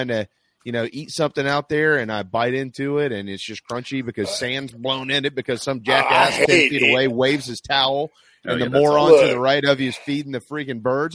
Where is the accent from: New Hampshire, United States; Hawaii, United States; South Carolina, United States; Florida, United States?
South Carolina, United States; Mount Pleasant; I'm born and raised in Mount Pleasant